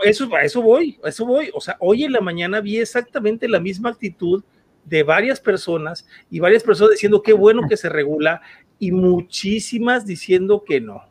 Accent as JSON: {"language": "Spanish", "country": "Mexico", "said": "yo soy mexicano"}